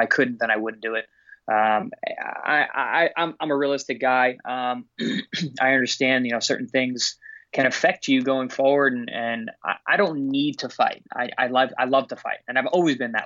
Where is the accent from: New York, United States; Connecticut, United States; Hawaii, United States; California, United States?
New York, United States; I chose to go back to the Paramount Theater in New York in my hometown